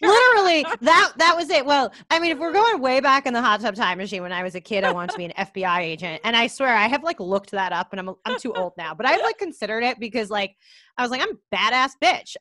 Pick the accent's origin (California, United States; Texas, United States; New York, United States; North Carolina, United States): New York, United States; I grew up in New York